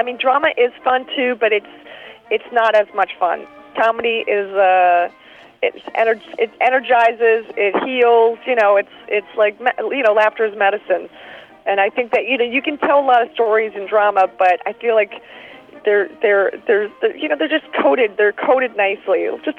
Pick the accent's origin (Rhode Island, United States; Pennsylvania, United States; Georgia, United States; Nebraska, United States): Pennsylvania, United States; Philadelphia; moved away; also born or lived in New York / Chicago; I'm from Philadelphia. I lived in New York. I lived in Chicago for 5 years.